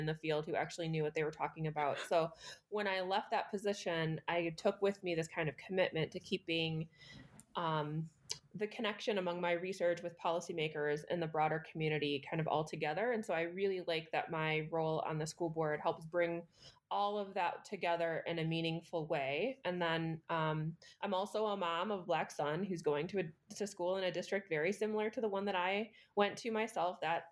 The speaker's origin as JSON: {"language": "English", "region": "Minnesota", "country": "United States", "tie": "born or raised there", "moved": "yes", "lives_now": "East Lansing, United States", "said": "I grew up in Minnesota in a district that was very similar to East Lansing"}